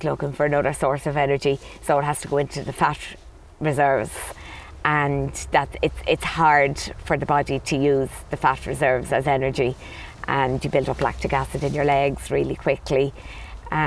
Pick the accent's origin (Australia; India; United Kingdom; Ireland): Ireland; Dublin, Leinster; moved away as an adult; now in Clonmel, Ireland; Originally from Dublin